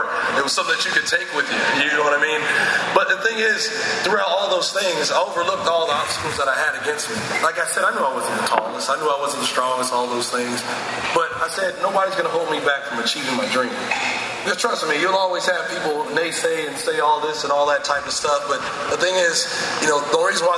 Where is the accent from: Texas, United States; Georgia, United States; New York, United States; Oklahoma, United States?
Oklahoma, United States; moved away as an adult; now in Ottawa, Canada; growing up in Oklahoma